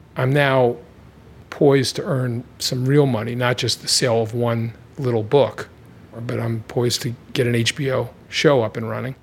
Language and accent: English; Baltimore, Maryland, United States; I'm from Baltimore